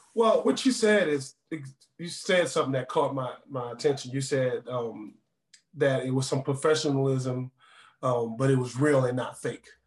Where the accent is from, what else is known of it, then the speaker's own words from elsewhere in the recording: New Orleans, Louisiana, United States; now in Denver, United States; I'm from New Orleans, born and raised.